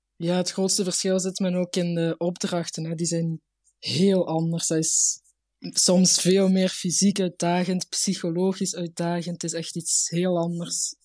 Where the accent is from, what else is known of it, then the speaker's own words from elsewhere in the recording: Limburg, Flanders, Belgium; ik kom uit Limburg, dus daar zijn we allemaal heel traag